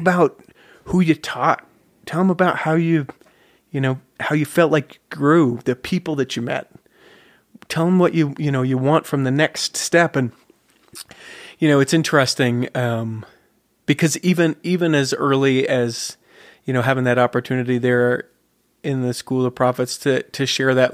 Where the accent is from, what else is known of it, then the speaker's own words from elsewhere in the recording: Salt Lake City, Utah, United States; Born and raised Salt Lake City